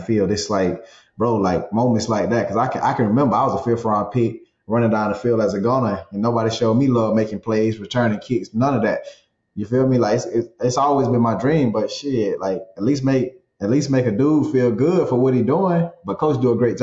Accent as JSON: {"language": "English", "region": "South Georgia", "country": "United States", "tie": "born or raised there", "said": "That's just the way my grandparents raised me. I was born in South Georgia."}